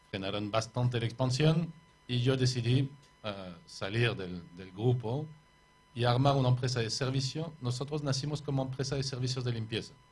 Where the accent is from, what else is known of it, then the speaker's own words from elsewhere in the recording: Paris, Île-de-France, France; born there; accent: French; Spanish is a second language; moved away; Sí, de París, sí. Nacido en París.